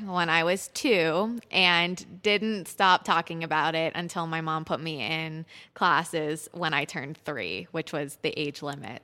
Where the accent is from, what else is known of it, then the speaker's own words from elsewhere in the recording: Pittsburgh, Pennsylvania, United States; moved away as an adult; also born or lived in Israel / Sarasota; now in Boulder, United States; I grew up in Pittsburgh at Pittsburgh Youth Ballet